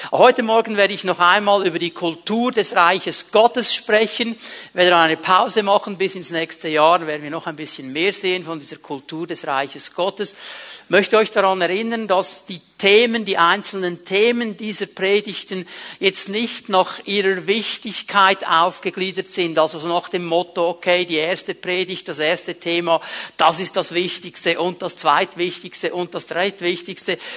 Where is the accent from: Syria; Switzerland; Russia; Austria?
Switzerland; Und dann stehst du da so als Schweizer und denkst, also Jungs, wenn man das ein bisschen ordnen würde, zuerst die Leute raus und dann die anderen rein, dann würde das viel schneller funktionieren.